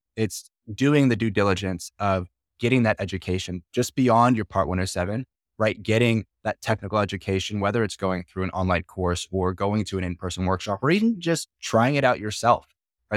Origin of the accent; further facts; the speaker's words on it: Florida, United States; I'm from Florida